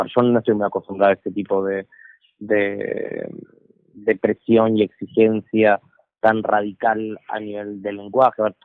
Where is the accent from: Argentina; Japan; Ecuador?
Argentina; moved away; siendo extranjero, y es más, en mi país, en Argentina